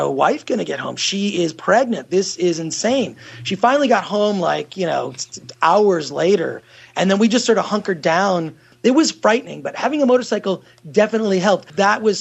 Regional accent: Detroit, Michigan, United States; now in Los Angeles, United States; I grew up in Detroit or right outside of Detroit

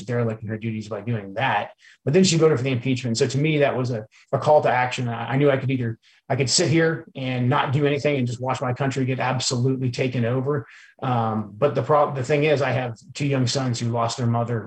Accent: Portland, Oregon, United States; moved away as an adult; now in Washington, United States; I wanted to get my kids back to the Pacific Northwest, where I grew up. So I moved the kids back here to the Pacific Northwest. I'm originally from Portland, Oregon

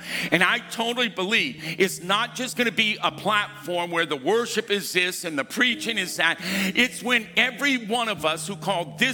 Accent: United States; I was born in the United States of America

